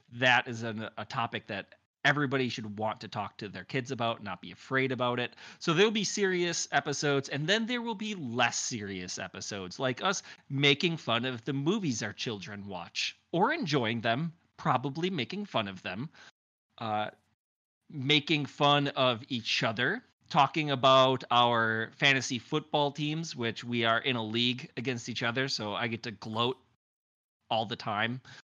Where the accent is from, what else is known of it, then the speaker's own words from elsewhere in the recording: Wisconsin, United States; I'm from Wisconsin